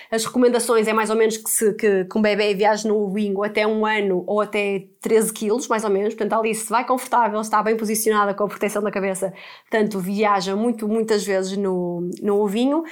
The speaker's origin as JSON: {"language": "Portuguese", "town": "Porto", "region": "Norte", "country": "Portugal", "moved": "yes", "lives_now": "Lisbon, Portugal", "said": "nós somos do Porto e estamos a viver em Lisboa"}